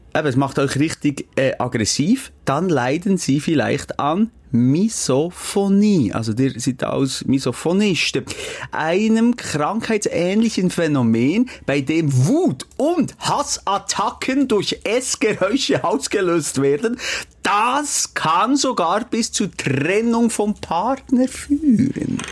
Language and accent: German; Switzerland; bei uns in der Schweiz